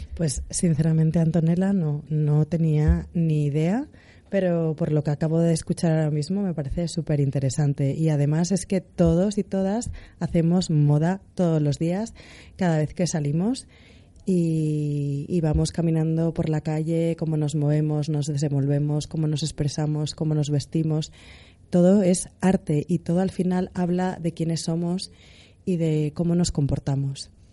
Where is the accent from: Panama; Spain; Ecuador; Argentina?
Spain; Asturias; soy asturiana